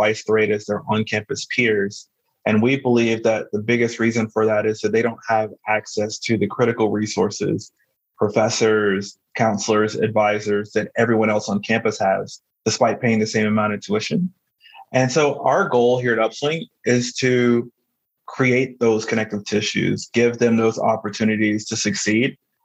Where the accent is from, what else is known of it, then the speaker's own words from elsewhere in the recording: Albany, Georgia, United States; moved away as an adult; also born or lived in Durham, North Carolina; I originally grew up in a small town in South Georgia called Albany